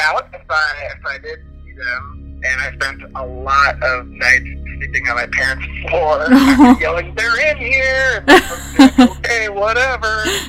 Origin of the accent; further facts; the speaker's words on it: Minnesota, United States; now in Tennessee, United States; I'm from Minnesota originally, but I live in Tennessee. When I was growing up, I grew up in Minnesota